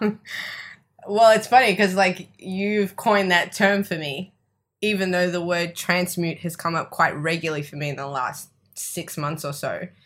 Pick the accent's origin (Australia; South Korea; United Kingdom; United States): Australia; accent: Australian; moved away as an adult; My family are from Italy, but I was born and raised in Australia